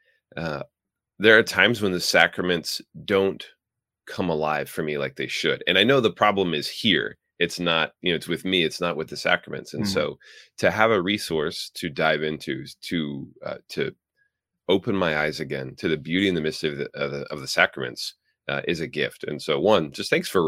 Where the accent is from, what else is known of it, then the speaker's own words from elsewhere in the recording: Midwest, United States; accent: Midwestern; moved away; I was originally from the Midwest. So my guess is I have like a Midwestern pronunciation